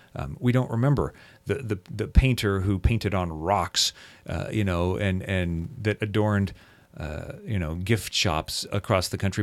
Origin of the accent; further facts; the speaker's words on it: Seattle, Washington, United States; I grew up in the Seattle area here